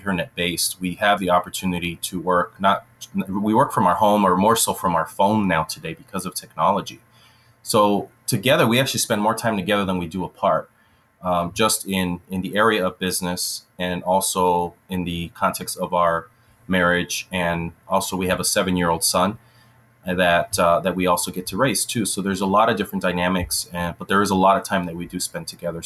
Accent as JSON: {"language": "English", "town": "Los Angeles", "region": "California", "country": "United States", "tie": "born or raised there", "moved": "as an adult", "lives_now": "Wisconsin, United States", "said": "I am originally from Los Angeles, California, and that's where I was born and raised for a portion of my life. And I currently live in Wisconsin"}